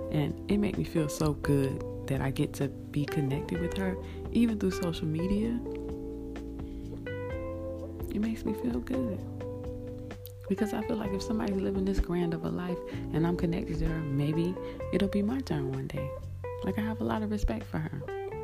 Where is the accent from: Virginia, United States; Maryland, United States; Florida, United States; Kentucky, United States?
Florida, United States; when I was growing up in Florida